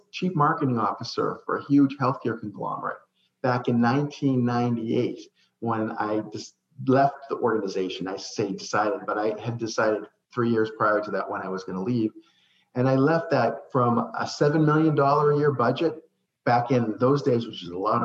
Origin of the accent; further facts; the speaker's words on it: Saugus, Massachusetts, United States; moved away as an adult; also born or lived in Florida; I grew up in Saugus, Massachusetts, which is the home of the oldest ironworks in the country